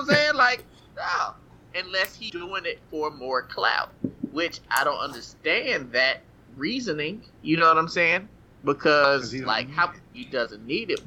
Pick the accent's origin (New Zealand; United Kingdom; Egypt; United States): United States; Tennessee; I grew up in Tennessee